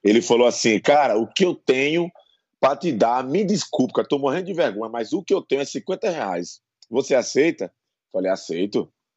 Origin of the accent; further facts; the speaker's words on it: Brazil; also born or lived in São Paulo, Brazil / Bahia, Brazil / Paraíba, Brazil; eu nasci em São Paulo, né? Uhum. Mas eu fui embora muito, muito novo. Eu fui embora com sete anos para Bahia, da Bahia Paraíba, né? Passei 25, 22, 23 anos